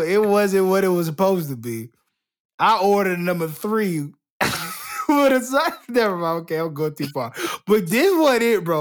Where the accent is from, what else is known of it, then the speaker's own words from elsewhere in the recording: Florida, United States; I'm not from Texas. I'm, I'm from Florida